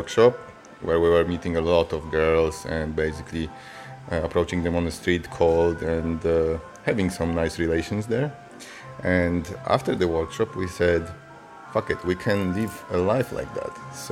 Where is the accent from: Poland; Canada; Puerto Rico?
Poland; moved away; also born or lived in Zurich, Switzerland; I'm originally from Poland, but I lived in Switzerland, in Zurich.